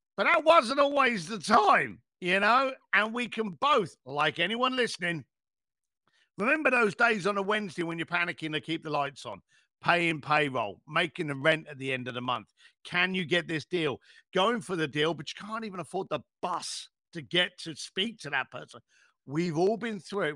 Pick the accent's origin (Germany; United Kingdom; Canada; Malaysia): United Kingdom; I'm British.